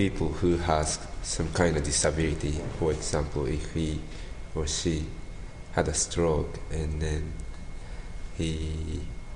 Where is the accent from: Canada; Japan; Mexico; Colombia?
Japan; Gifu; English is a second language; also born or lived in Salt Lake City, United States / Nagano; now in Matsumoto, Japan; I'm from Japan, Gifu Prefecture, which is next to Nagano